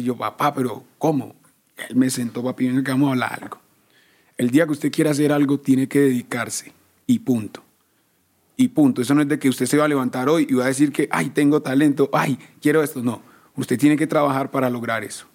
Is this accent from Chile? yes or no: no; Medellín, Antioquia, Colombia; Nosotros todos, todos nacimos en Medellín.